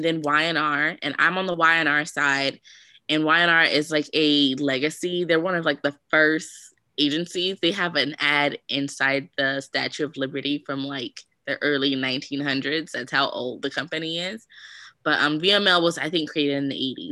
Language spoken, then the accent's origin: English; Richmond, Virginia, United States; I'm from Richmond, Virginia